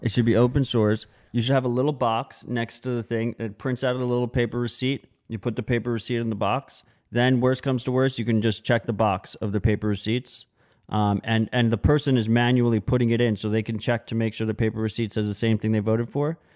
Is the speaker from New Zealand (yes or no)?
no; United States; as an American